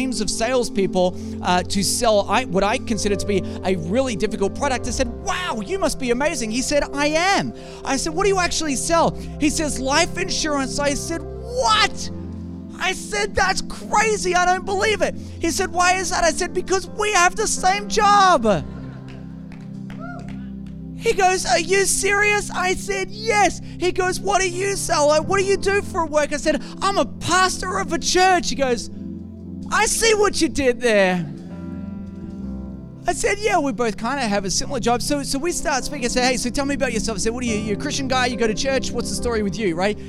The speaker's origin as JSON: {"language": "English", "country": "Australia", "said": "I am from Australia"}